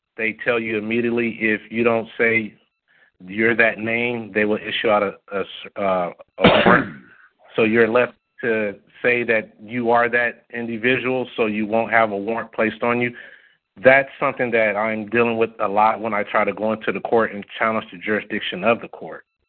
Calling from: Long Beach, California, United States; I'm calling from Long Beach, California

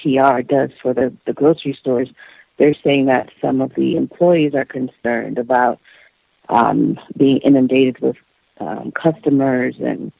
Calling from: Florida, United States; I'm calling from Florida.

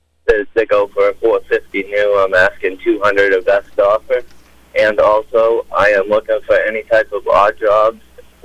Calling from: Oxford Hills, Maine, United States; In Oxford Hills.

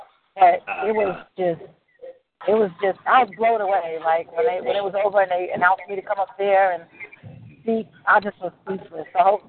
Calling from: South Carolina, United States; I am calling from South Carolina.

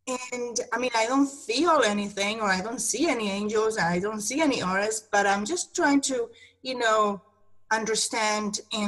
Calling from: Maryland, United States

